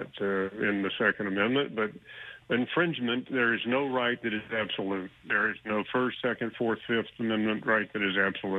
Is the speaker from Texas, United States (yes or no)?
yes; Houston, Texas, United States; now in Austin, United States; I'm born and raised in Houston. I've lived up here in Austin for about 20 years